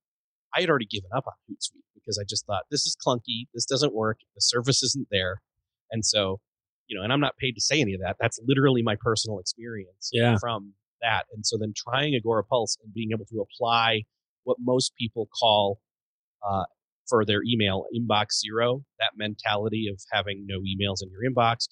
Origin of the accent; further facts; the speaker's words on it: Rochester, New York, United States; I was born and raised in Rochester, New York.